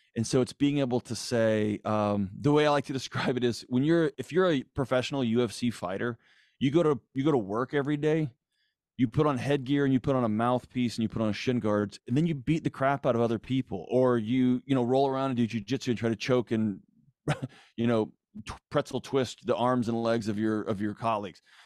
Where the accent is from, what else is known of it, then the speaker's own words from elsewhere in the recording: Houston, Texas, United States; I grew up in Houston